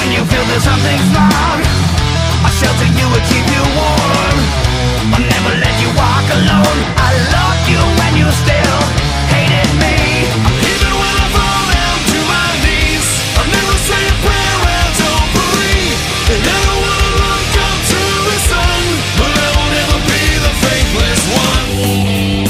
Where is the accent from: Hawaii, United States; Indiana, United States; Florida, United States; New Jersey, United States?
Indiana, United States; moved away as an adult; now in California, United States; I grew up in Indiana